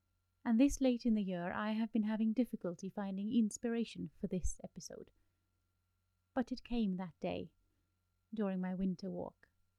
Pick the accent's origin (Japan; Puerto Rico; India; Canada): India; Delhi; Growing up in Delhi, where the sun stayed high in the sky and set quickly, as if it were afraid of lingering shadows, I never had time to study my long shadows.